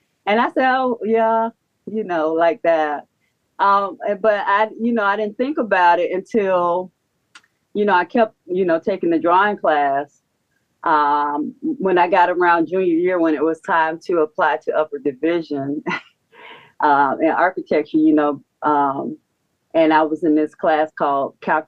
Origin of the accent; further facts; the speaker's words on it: St. Petersburg, Florida, United States; now in Atlanta, United States; I was born and raised in St. Petersburg